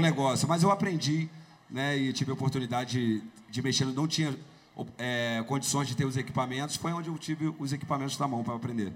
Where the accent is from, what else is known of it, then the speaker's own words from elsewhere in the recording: Duque de Caxias, Rio de Janeiro, Brazil; Na cidade onde eu morava, em Duque de Caxias. Duque de Caxias, para você ter noção, eu saí de Caxias